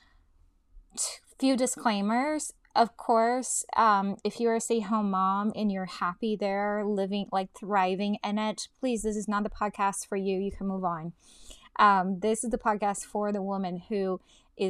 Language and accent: English; Brazil; moved away; I was born in Brazil, and both my parents worked outside the home